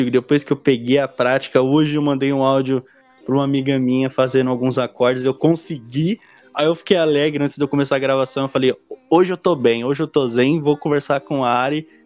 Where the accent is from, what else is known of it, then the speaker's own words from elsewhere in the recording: Diadema, São Paulo, Brazil; Sou de Diadema, São Paulo, salve quebrada.